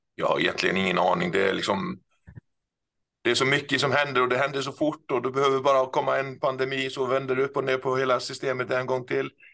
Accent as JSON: {"language": "Swedish", "country": "Iceland", "tie": "born or raised there", "also_born_or_lived": "Gothenburg, Sweden", "second_language": "Swedish", "moved": "as an adult", "lives_now": "Stockholm, Sweden", "said": "det som kanske några hör så är jag inte svensk. Jag eh, är född och uppvuxen på Island"}